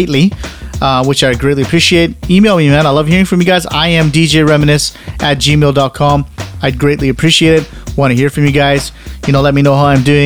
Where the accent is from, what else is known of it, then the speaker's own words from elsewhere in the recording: Canada; I'm Canadian